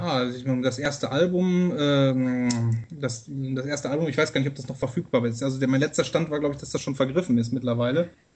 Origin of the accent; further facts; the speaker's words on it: Castrop-Rauxel, North Rhine-Westphalia, Germany; ich komme aus Castro-Brauxel im Herzen des Ruhrgebiets